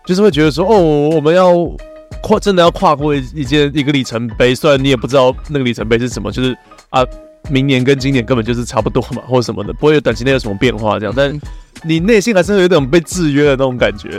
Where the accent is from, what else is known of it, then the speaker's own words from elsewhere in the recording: Taiwan; 我们台湾人